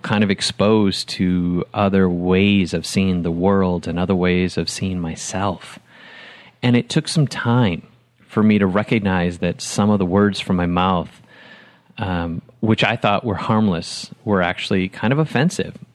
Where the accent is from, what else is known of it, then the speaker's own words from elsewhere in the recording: Wisconsin, United States; moved away as an adult; also born or lived in Huntsville, Alabama / Atlanta; I was raised in Wisconsin